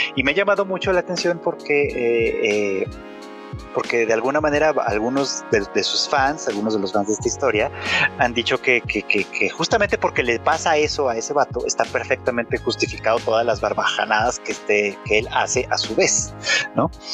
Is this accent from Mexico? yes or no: yes; Mexico